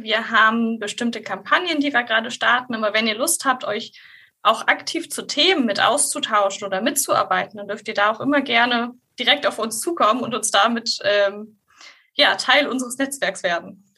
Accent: Hildesheim, Lower Saxony, Germany; ich komme ursprünglich äh, aus Hildesheim

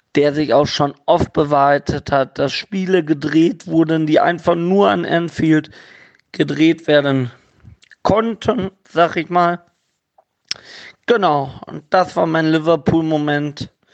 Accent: Gelsenkirchen, North Rhine-Westphalia, Germany; now in Havixbeck, Germany; gebürtiger Gelsenkirchener, wohnt jetzt in Havixbeck bei Münster

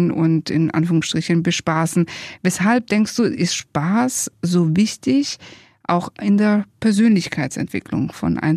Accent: Italy; wir sind ja beide Italiener, Alessandro und ich, und äh, in Italien ist diese Spaßkultur eigentlich gang und gäbe

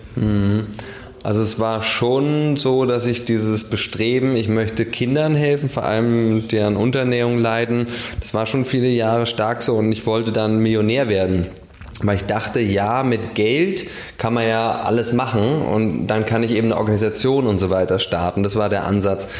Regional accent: Berlin, Germany; also born or lived in Spandau, Berlin; ich bin nicht in Dahlem geboren, sondern weiß nicht, irgendwo in Spandau und bin in Charlottenburg groß geworden

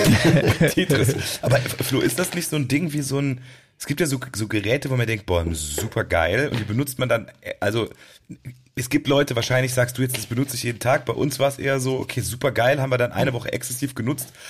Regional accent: Cologne, North Rhine-Westphalia, Germany; wir kommen ja aus Stammheim

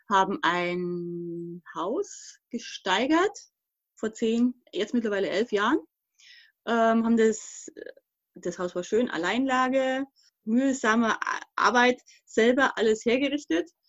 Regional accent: Thuringia, Germany; also born or lived in Upper Palatinate; now in Portugal; also ich komme ursprünglich aus der DDR hm.

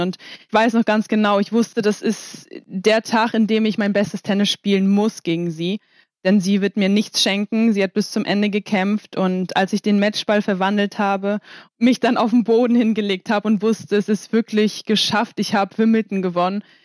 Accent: Kiel, Schleswig-Holstein, Germany; now in Poland; bin letzte Woche nach Kiel gefahren, um mal ein bisschen rauszukommen, wieder in meine Heimat

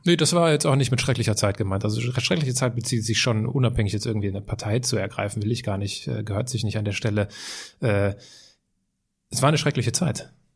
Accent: Altenkirchen, Rhineland-Palatinate, Germany; Bei uns äh, in der Heimatstadt steht so ein Mahnmal

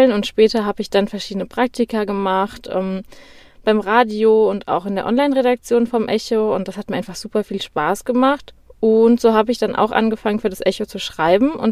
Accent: Darmstadt, Hesse, Germany; Ja, also ich bin in Darmstadt geboren und ähm, bin hier auf aufgewachsen.

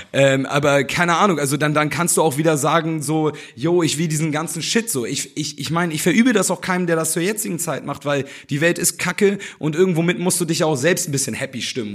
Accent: Germany; also born or lived in Hamburg; ich bin eigentlich wohlbehütet aufgewachsen, habe mich aber schon von klein auf trotzdem in den dunkelsten Ecken Hamburgs rumgetrieben, so, weil ich halt äh, in Hamburg zur Schule gegangen bin

